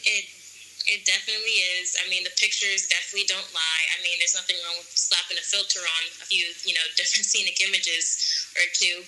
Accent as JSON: {"language": "English", "town": "New York City", "region": "New York", "country": "United States", "also_born_or_lived": "Los Angeles / Bali / Thailand", "moved": "as an adult", "said": "I'm from New York City"}